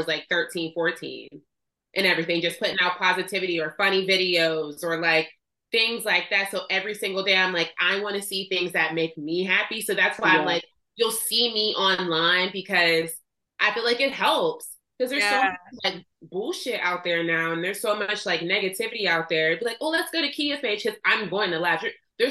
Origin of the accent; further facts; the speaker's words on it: Pittsburgh, Pennsylvania, United States; also born or lived in Rankin, Pennsylvania; I grew up in Pittsburgh. I was born here, but I didn't go to school down here.